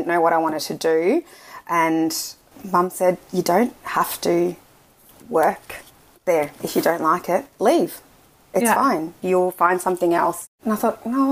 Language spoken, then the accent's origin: English; South Africa; moved away; I'm actually South African. I was born in South Africa.